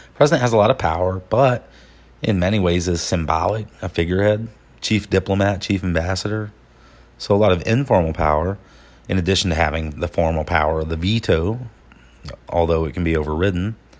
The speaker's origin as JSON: {"language": "English", "region": "Georgia", "country": "United States", "tie": "born or raised there", "said": "my hometown in Georgia, a place called Dahloneka"}